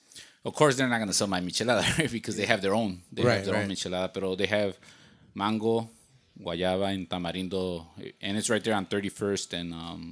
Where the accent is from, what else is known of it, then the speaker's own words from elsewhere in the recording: Cicero, Illinois, United States; Yeah, I'm from Cicero. I'm from Cicero